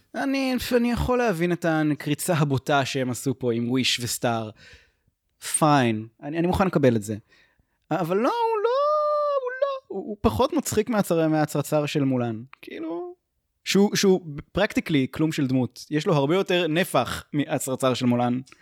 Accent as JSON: {"language": "Hebrew", "country": "Israel"}